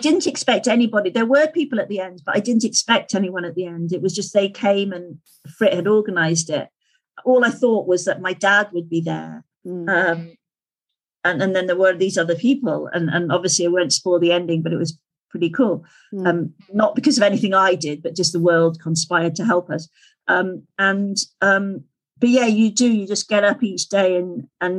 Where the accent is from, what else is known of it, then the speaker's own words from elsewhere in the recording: Skipton, Yorkshire and the Humber, United Kingdom; into Skipton, into my hometown